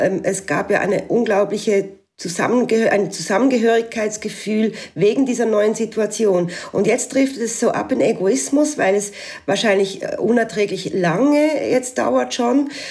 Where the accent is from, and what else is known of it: Switzerland; moved away as an adult; now in Alsace, France